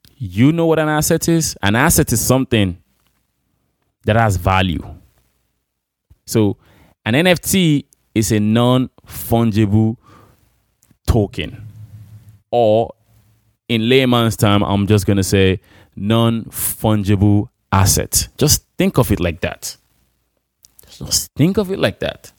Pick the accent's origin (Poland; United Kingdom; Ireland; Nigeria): Nigeria; moved away; in my hometown in Imo Rare City or Abia State